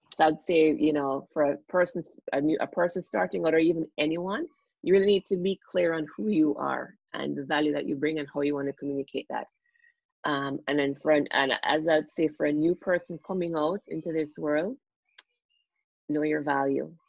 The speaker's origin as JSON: {"language": "English", "country": "Jamaica", "tie": "born or raised there", "also_born_or_lived": "United States", "moved": "as an adult", "lives_now": "Toronto, Canada", "said": "I'm Jamaican and I grew up, went to school in Jamaica"}